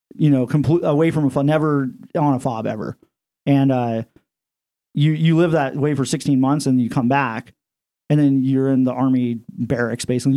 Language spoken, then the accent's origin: English; Iowa, United States; moved away as an adult; I'm from Iowa